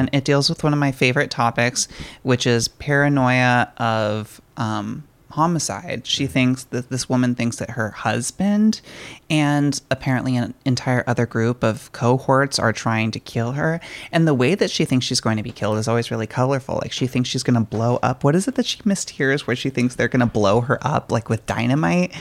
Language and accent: English; San Diego, California, United States; I was born in San Diego, and um, like going to SeaWorld as a child was really, really cool